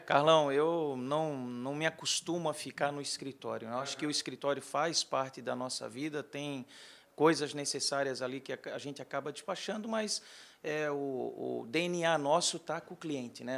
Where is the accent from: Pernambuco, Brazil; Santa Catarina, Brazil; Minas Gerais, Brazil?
Santa Catarina, Brazil; Florianópolis; moved away as an adult; also born or lived in Joinville / Porto Alegre / São Paulo / Rio de Janeiro; Eu sou natural de Florianópolis, Santa Catarina, mas muito novo eu já comecei a sair lá da região